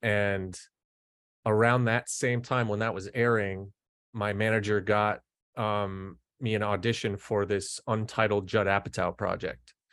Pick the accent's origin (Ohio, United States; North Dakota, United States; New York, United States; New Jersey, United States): North Dakota, United States; Fargo; I'm from Fargo, North Dakota